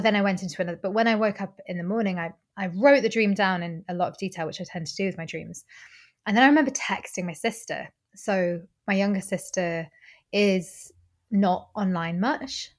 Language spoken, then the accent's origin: English; Normandy, France; now in Glasgow, United Kingdom; I grew up in Normandy